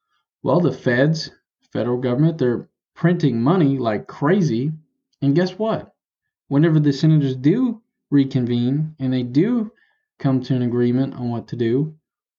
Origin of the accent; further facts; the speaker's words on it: Tennessee, United States; I'm from Tennessee, so this is my first real, like, tropical storm kind of hurricane experience.